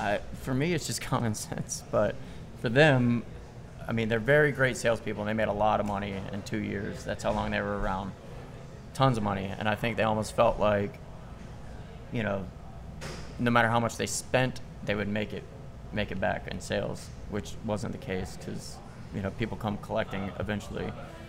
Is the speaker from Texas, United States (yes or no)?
no; Virginia, United States; born or raised there